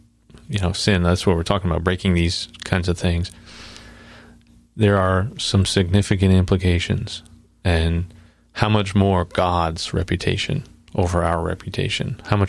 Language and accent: English; New York, United States; because I'm from New York, so I mean, I'm definitely going to hell if this is.